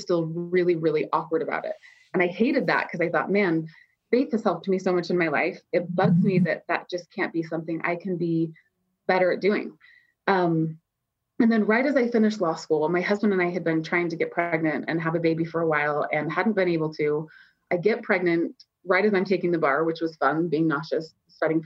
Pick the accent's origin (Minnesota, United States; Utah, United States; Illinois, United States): Utah, United States; moved away as an adult; also born or lived in New York City; I'm living in New York and I come from Utah